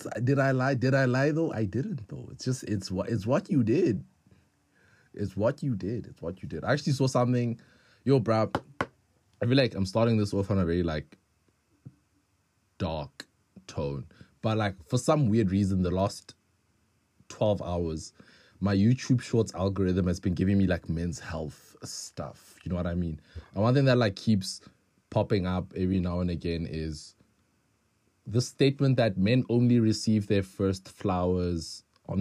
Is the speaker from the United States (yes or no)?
no; South Africa; as a South African